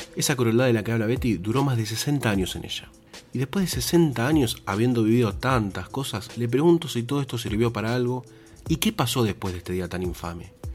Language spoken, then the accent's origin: Spanish; Argentina